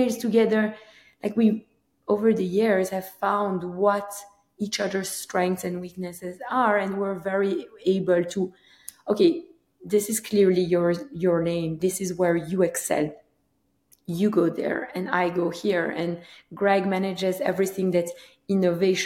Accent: Antwerp, Flanders, Belgium; moved away as an adult; now in United States; I'm originally from Belgium, Antwerp, Belgium

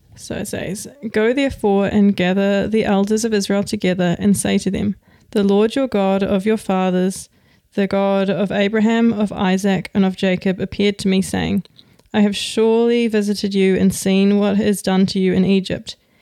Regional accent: New Zealand; now in Denmark; I'm from New Zealand

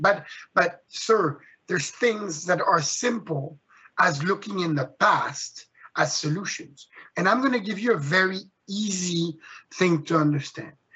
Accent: Switzerland; moved away; I was born and raised in Switzerland

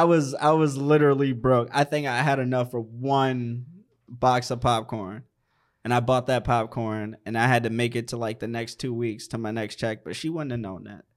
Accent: Maryland, United States; moved away; also born or lived in Virginia / Washington, D.C.; I'm from the East Coast, Maryland.

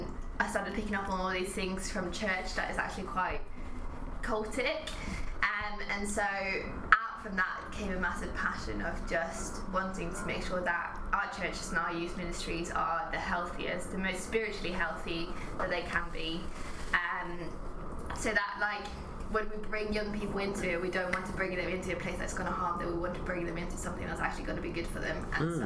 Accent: Norway; moved away as an adult; also born or lived in Watford, England / Thailand; now in United Kingdom; I grew up in Norway.

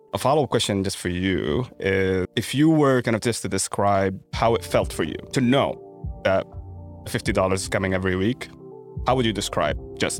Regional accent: Sudan; moved away; my home country in Sudan.

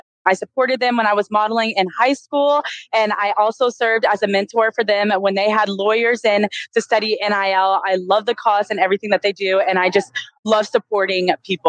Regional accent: Houston, Texas, United States; I go to SMU and I play volleyball and I'm originally from Houston.

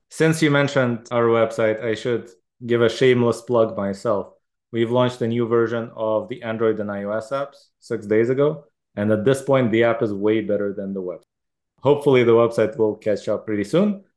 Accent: Israel; moved away; I grew up in Israel, which has a lot of guns

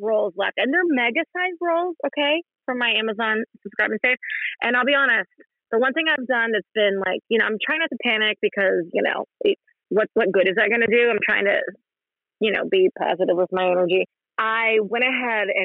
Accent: West Virginia, United States; I grew up poor in West Virginia

